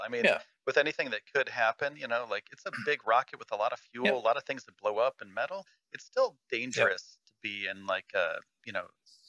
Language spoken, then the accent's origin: English; Northeast, United States; I'm from the Northeast U.S., so we don't have a lot of sand.